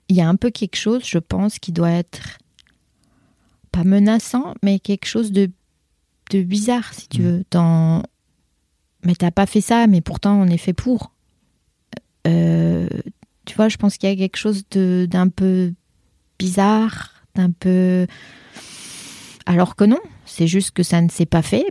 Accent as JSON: {"language": "French", "country": "France", "tie": "born or raised there", "first_language": "French", "moved": "as an adult", "said": "j'ai quitté la France donc il y a 25 ans. Donc j'ai passé plus de temps à l'étranger que dans mon pays natal"}